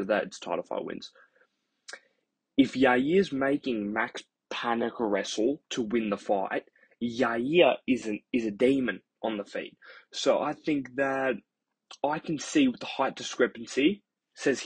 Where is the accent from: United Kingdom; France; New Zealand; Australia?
Australia; I'm Australian